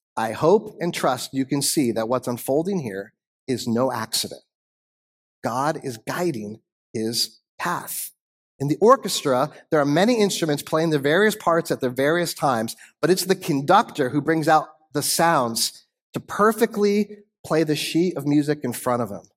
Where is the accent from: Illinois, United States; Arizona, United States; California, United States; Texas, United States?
Arizona, United States; I moved with my family west to Arizona in nineteen eighty-six. I was nine, ten years old